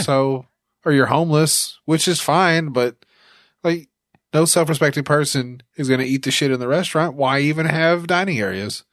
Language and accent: English; Little Rock, Arkansas, United States; I'm from, I'm from Little Rock